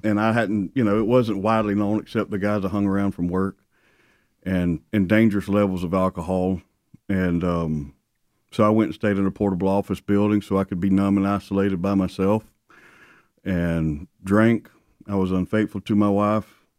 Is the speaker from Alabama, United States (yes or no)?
yes; South Alabama, United States; born and raised in South Alabama